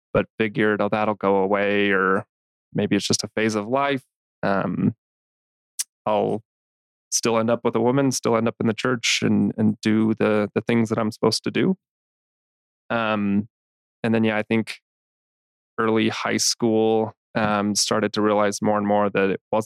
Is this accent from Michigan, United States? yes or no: no; Salt Lake City, Utah, United States; I was born and raised here in Salt Lake City, grew up in the church.